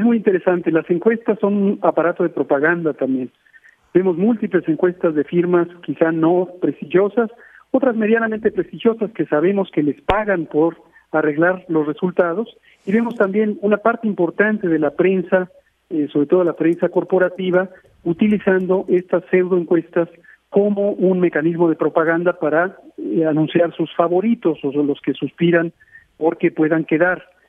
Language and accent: Spanish; Mexico City, Mexico; yo personalmente nací en la Ciudad de México hace 54 años, conozco la ciudad, he recorrido todas las alcaldías